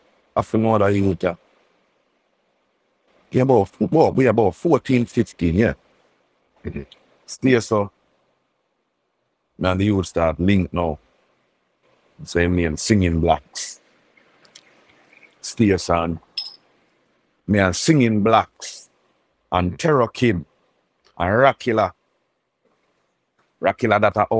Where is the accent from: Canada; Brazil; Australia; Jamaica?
Jamaica; Kingston; also born or lived in Grants Pen; I go live back with my mother down at Queensboro, that a Kingston 19